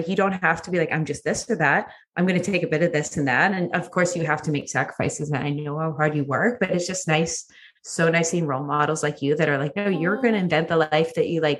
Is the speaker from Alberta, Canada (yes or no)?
yes; Edmonton, Alberta, Canada; moved away as an adult; also born or lived in Vancouver / Toronto; I grew up in Edmonton